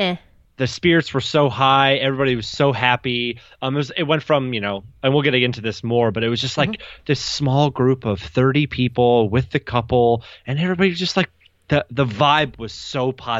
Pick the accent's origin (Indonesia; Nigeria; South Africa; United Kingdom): United Kingdom; I am British.